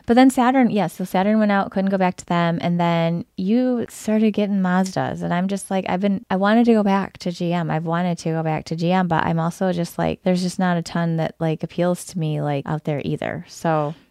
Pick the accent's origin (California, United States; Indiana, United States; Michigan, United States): Michigan, United States; Lansing; also born or lived in Metro Detroit area; I grew up in the Lansing area where it's a G M heavy area.